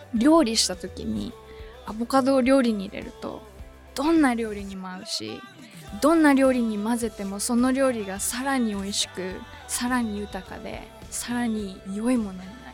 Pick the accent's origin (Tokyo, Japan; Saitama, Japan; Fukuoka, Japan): Tokyo, Japan; suburbs of; 私の場合東京の郊外に生まれ育った